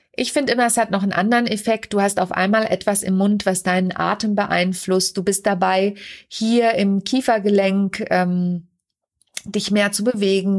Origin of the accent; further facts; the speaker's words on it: Lüneburg Heath, between Uelzen, Braunschweig and Celle, Lower Saxony, Germany; moved away; also born or lived in Kassel / Mannheim / Hamburg; ich bin in Kassel geboren und in der Lüneburger Südheide, mitten oben Dörfen, Dörpen, zwischen Uelzen, Braunschweig und Celle bin ich groß geworden.